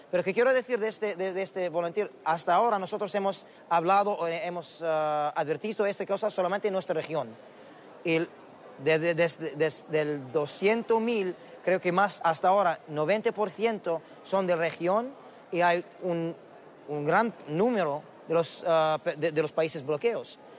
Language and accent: Spanish; Qatar; Spanish is a second language; en Qatar, en mi país.